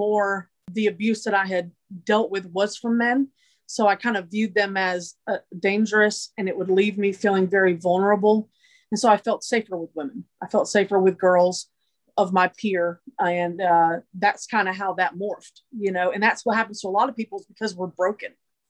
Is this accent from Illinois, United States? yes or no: no; Massachusetts, United States; born there; Originally, I was born in Massachusetts. But my family, through different times of brokenness, we moved a lot.